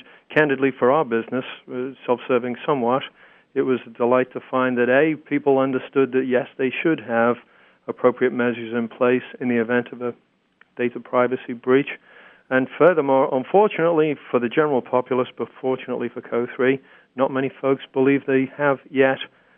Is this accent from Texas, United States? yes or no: yes; Texas, United States; As I've told you, I'm from Texas originally, but not true.